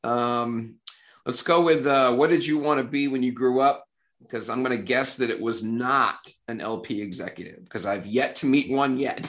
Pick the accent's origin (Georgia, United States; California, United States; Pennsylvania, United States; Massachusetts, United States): Massachusetts, United States; outside of Boston; growing up outside of Boston and being a Red Sox fan as a little kid